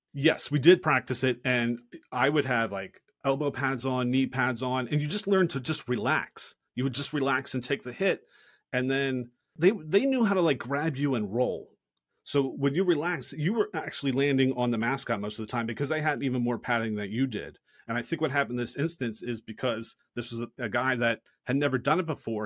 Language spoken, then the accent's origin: English; Philadelphia, Pennsylvania, United States; moved away; I grew up in Philadelphia